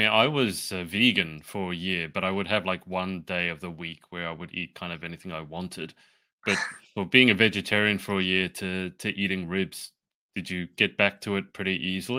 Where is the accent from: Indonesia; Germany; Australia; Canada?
Australia; I'm from Australia.